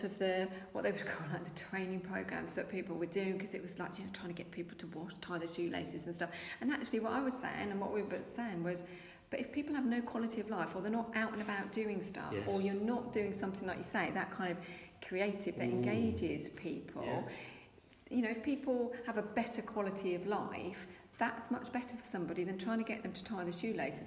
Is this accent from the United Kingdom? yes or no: yes; Essex, East of England, United Kingdom; now in Norfolk, United Kingdom; I was originally from Essex, but I've lived in Norfolk for a long time now